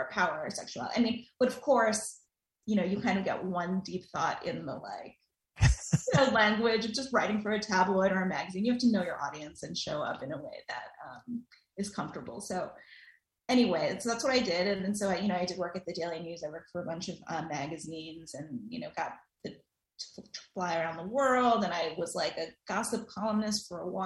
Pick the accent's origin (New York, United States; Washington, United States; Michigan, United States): New York, United States; New York City; So I grew up in New York City. I'm a Queens girl, lifelong, still there.